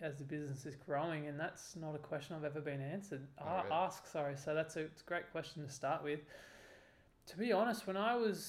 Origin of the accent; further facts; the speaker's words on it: Byron Bay, New South Wales, Australia; I grew up in Byron Bay